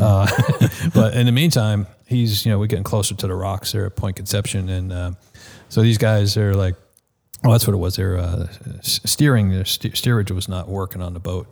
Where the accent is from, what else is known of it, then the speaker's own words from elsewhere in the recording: Nassau County, Long Island, New York, United States; moved away; the Nassau County Medical Center, which was basically in my hometown